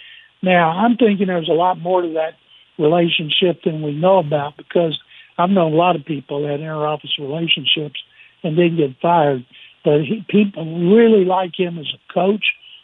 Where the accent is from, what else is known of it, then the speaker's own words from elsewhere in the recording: Waco, Texas, United States; Waco, my hometown